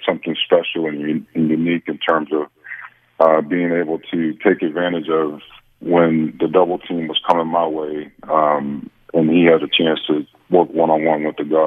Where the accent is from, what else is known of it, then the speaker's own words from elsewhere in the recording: Chicago, Illinois, United States; moved away as an adult; when I was growing up in Chicago